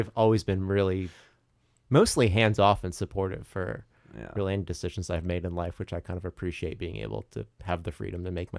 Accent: Bridgeport, Connecticut, United States; growing up in Bridgeport

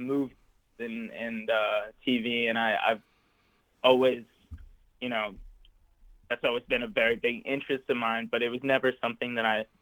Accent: Santa Monica, California, United States; I was born and raised in Santa Monica, California.

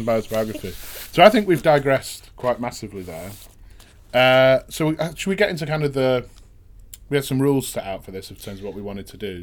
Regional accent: Manchester, North West England, United Kingdom; proper central, kind of grew up in kind of north central uh, Manchester.

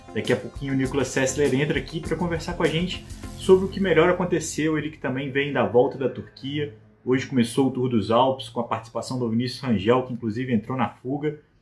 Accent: Juiz de Fora, Minas Gerais, Brazil; a minha cidade natal, lembrava Juiz de Fora

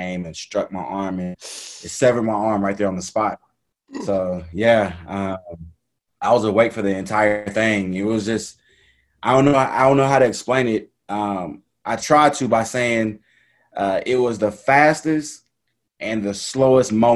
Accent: Dallas, Texas, United States; I'm originally from Dallas, Texas. Grew up playing just, I guess, the traditional sports

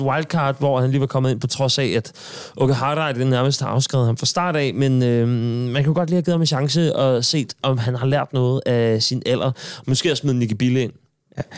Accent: Sorø, Zealand, Denmark; moved away; nu er jeg fra Sorø

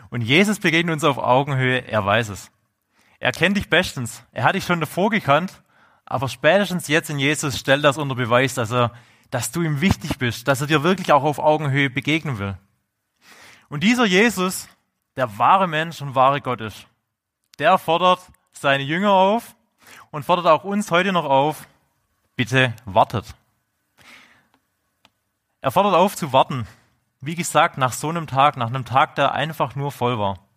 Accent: Swabia, Germany; accent: Swabian; man hört es ja bei meinem Dialekt, ich bin ja Urschwab.

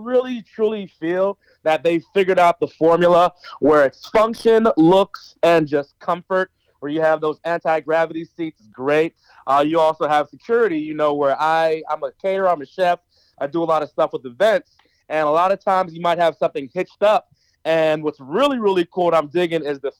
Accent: New Jersey, United States; now in Atlanta, United States; I'm actually from New Jersey, and I've been living in Atlanta, Georgia since 2003, actually.

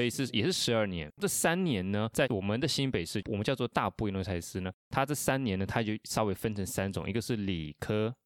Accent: Argentina; Chinese is a second language; now in Taiwan; 我是来自阿根廷的

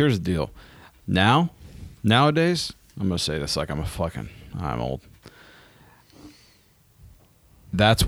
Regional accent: Colorado, United States; I grew up in Colorado

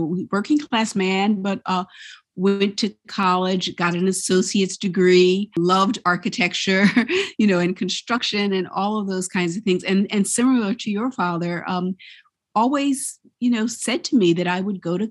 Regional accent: Philadelphia, Pennsylvania, United States; I grew up in Philadelphia

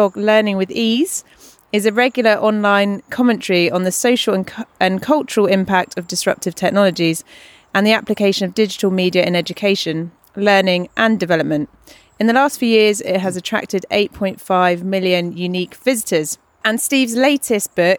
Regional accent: Isle of Wight, South East England, United Kingdom; I grew up on the Isle of Wight

